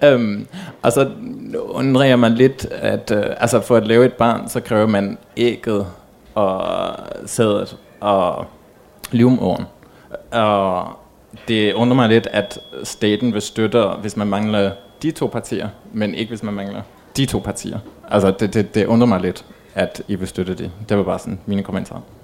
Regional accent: England, United Kingdom; now in Denmark; jeg kommer fra England

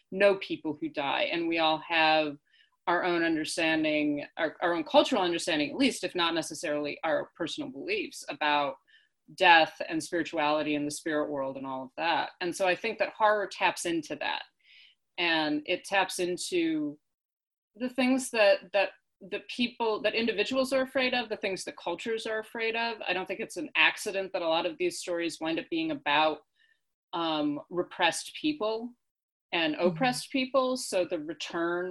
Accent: United States; as Americans, as English speakers

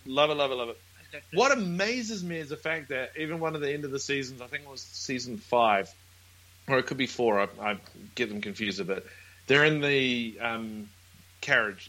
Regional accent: New Zealand; now in Brisbane, Australia; we're from New Zealand, but we're at the moment in Brisbane, in Australia

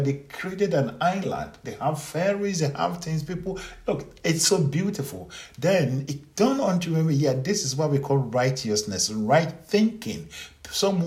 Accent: Ghana; as an African, as a Ghanaian, who was born in a village, raised by poor people, raised by unknown people, grew up in some difficult situation

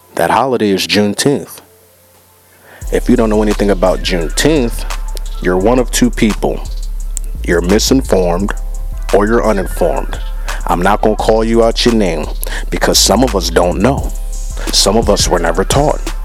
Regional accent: United States; I was born in America

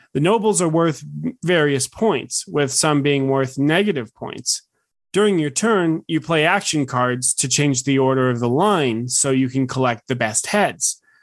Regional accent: United States; As an American

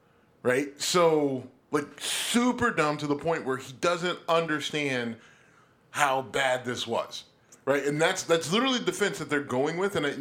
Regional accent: United States; I am an American kid through and through.

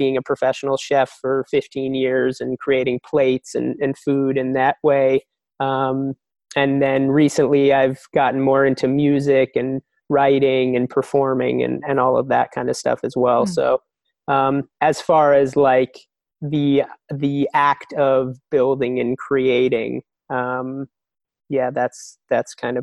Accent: New Jersey, United States; I grew up in New Jersey.

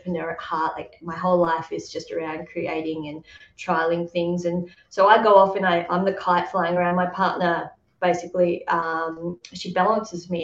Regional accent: Tasmania, Australia; I grew up in Tasmania, Australia

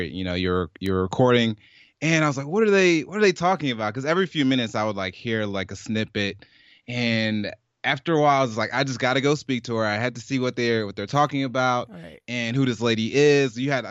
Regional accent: Brooklyn, New York, United States; born there; also born or lived in Michigan / Jamaica / Georgia; And so I was born in Brooklyn, New York. I moved around to Michigan for a bit, in Jackson, Michigan.

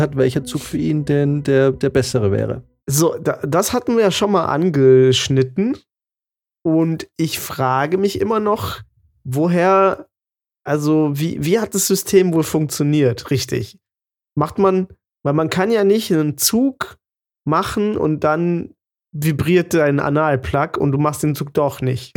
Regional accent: Germany; moved away; wo ich herkomme, äh, aus, aus Münsing.

